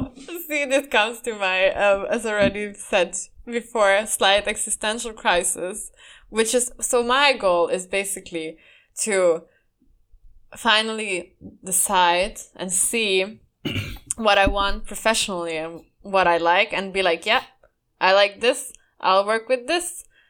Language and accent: English; Sweden; I came from Sweden where no one fucking did any of what I believe I deserve, you know, buying me stuff or opening doors for me stuff.